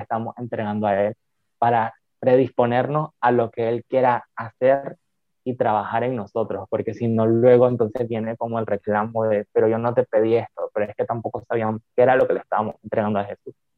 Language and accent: Spanish; Nicaragua; Soy de Nicaragua